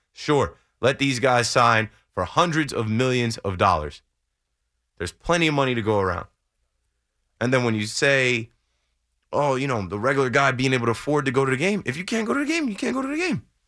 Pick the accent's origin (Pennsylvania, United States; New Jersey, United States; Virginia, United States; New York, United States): New Jersey, United States; I'm from Jersey